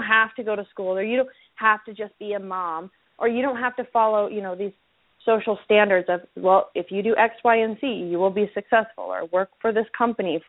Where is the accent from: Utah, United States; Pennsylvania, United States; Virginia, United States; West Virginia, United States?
Utah, United States; moved away as an adult; also born or lived in California; I was born and raised in Utah, and I came back here to open up my practice